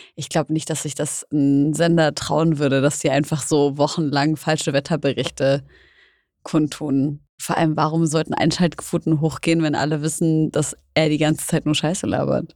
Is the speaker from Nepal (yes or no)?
no; Syria; now in Germany; in meiner Heimat Syrien